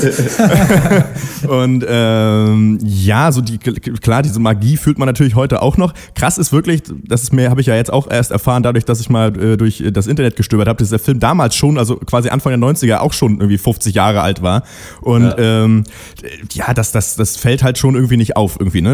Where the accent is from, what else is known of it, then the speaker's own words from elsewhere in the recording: Schwerin, Mecklenburg-Vorpommern, Germany; da, wo ich herkomme, äh, äh, äh, aus Schwerin